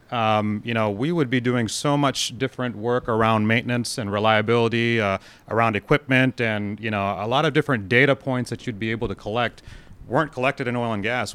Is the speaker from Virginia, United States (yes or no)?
no; Texas, United States; growing up in Texas